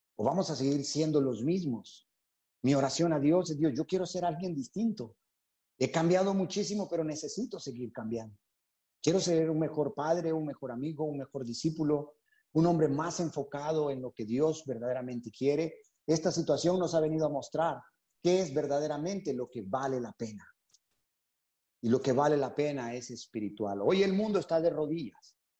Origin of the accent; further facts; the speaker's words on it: Honduras; moved away as an adult; also born or lived in San Pedro Sula, Honduras; now in Panama; Nos convertimos en la iglesia de San Pedro Sula allá por eh, abril de 1998 en Honduras. Así que somos catrachos